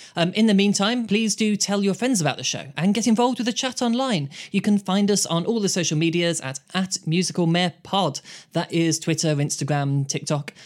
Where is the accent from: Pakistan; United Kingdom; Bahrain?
United Kingdom; Birmingham, West Midlands; I am from Birmingham, U K